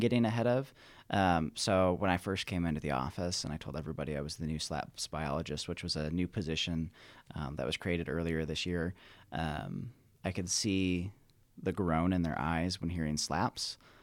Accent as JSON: {"language": "English", "region": "Michigan", "country": "United States", "tie": "born or raised there", "moved": "as an adult", "lives_now": "Nevada, United States", "said": "I grew up in Michigan and went to Michigan State."}